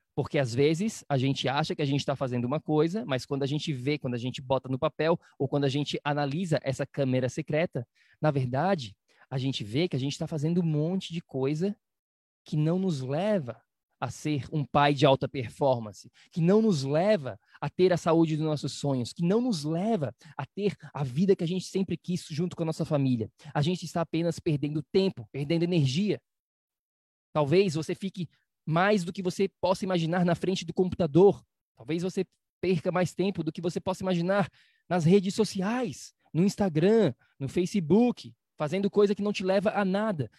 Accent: Florianópolis, Santa Catarina, Brazil; moved away; na minha cidade natal chamada Florianópolis

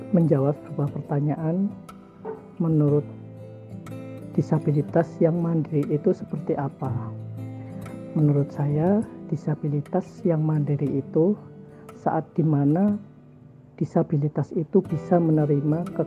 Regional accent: Cilacap, Central Java, Indonesia; asal dari Cilacap, Jawa Tengah, tapi sekarang tinggal di Surabaya.

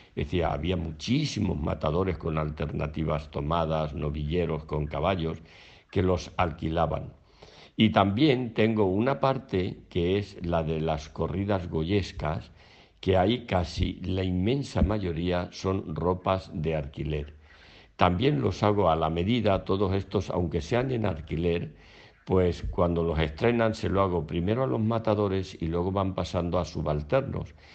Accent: Albacete, Castilla-La Mancha, Spain; moved away as an adult; now in Madrid, Spain; me vine a Madrid desde mi tierra de Albacete

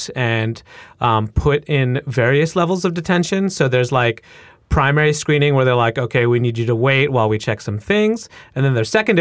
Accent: United States; first language English; I'm experiencing as a U.S.-born person who speaks English really well. It's my first language.

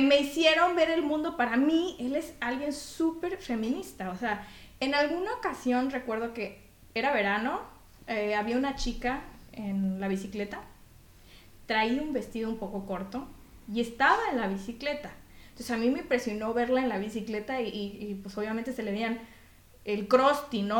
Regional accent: Mexico; now in Belgium; yo como mexicana

